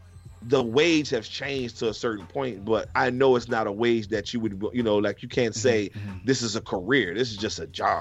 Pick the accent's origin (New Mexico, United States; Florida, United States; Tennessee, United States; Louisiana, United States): Louisiana, United States; New Orleans; I was born and raised in New Orleans, Louisiana